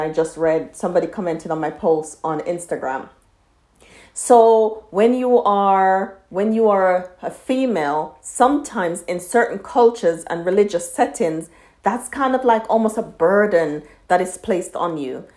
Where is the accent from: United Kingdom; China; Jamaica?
Jamaica; I'm from Jamaica and our history is slavery